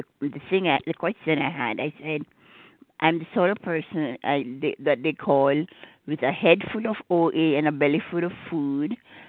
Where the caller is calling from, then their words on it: Gettysburg, Maryland, United States; from Gettysburg, Maryland.